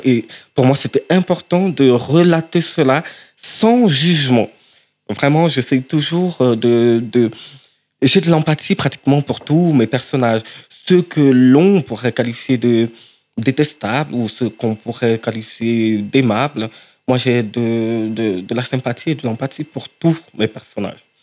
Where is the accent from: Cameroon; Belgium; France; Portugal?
Cameroon; moved away; je viens du Cameroun et Cameroun francophone